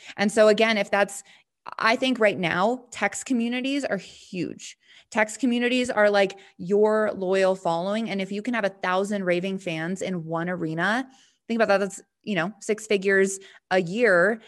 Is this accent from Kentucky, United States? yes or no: no; Montana, United States; now in Denver, United States; I live in Denver now, but, um, yeah, I'm from Montana